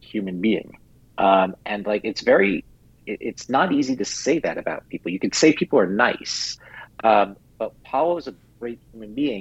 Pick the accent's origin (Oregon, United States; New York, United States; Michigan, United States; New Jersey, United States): New York, United States; New York City; I was a really tall Jew growing up in New York City at 5'9"